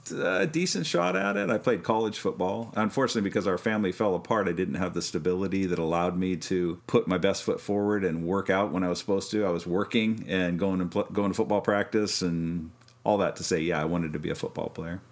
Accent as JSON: {"language": "English", "region": "Kansas", "country": "United States", "said": "we're from Kansas originally, and you know, farm work"}